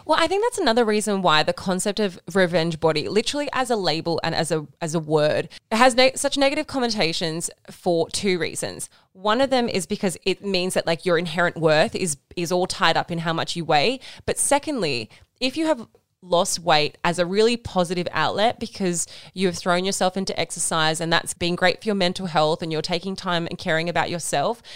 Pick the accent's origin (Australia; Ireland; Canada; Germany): Australia; Wollongong, New South Wales; now in Sydney, Australia; we are from Wollongong.